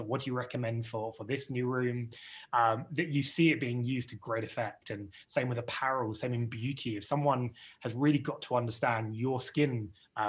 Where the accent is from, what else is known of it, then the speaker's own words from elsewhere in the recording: United Kingdom; accent: British; you can tell my British accent, guys, that we got started here in the UK